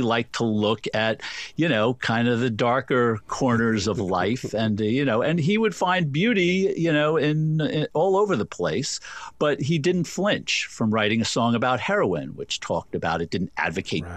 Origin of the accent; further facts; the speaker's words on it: New York, United States; I grew up in New York. I spent most of my life in New York